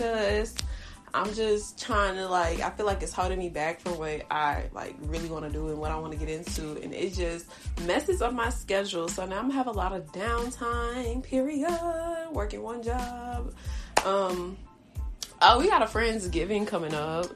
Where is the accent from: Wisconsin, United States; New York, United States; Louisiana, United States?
Louisiana, United States; I'm from Louisiana